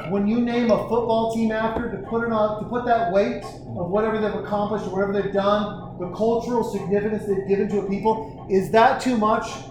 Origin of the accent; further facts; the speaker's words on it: Montana, United States; from Montana. I became a Niners fan because of Joe Montana